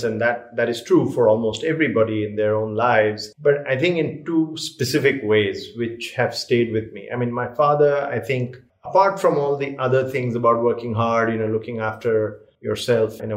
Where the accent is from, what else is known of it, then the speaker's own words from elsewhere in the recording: Delhi, India; moved away as an adult; also born or lived in Toronto, Canada; I grew up here in Delhi and pretty much like a regular Delhi person.